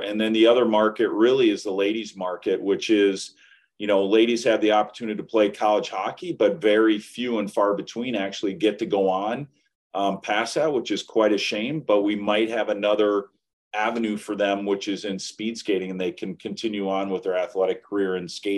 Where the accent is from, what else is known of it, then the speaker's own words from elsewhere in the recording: Chicago, Illinois, United States; now in Milwaukee, United States; I grew up in Chicago